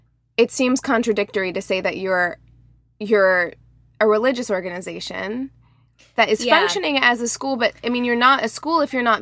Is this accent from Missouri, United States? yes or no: yes; Missouri, United States; And I'm from Missouri, which is a pretty conservative Christian state.